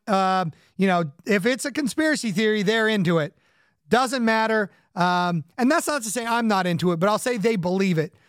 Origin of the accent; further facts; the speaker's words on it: Orange County and the Inland Empire, Southern California, United States; now in Connecticut, United States; in addition to growing up in Orange County, where the uh, surf punks of the 80s were uh, running around, I also grew up in the Inland Empire